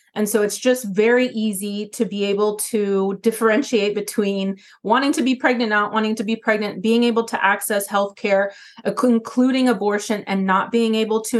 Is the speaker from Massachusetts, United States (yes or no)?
no; Atlanta, Georgia, United States; now in Bronx, United States; growing up in the South in Atlanta